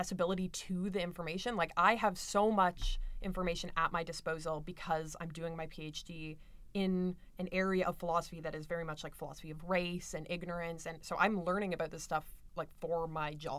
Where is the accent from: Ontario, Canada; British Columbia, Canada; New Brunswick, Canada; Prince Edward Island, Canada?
Ontario, Canada; London; going to Western, growing up in London, it's so white